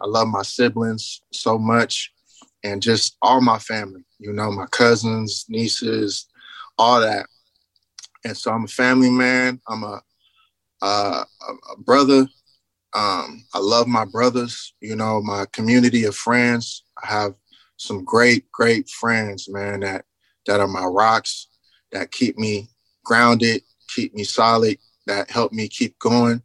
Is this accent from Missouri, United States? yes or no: no; Richmond, California, United States; moved away as an adult; now in Houston, United States; I'm a young man out of California, Northern California, Richmond, California, to be exact, rich city. I got a lot of Richmond pride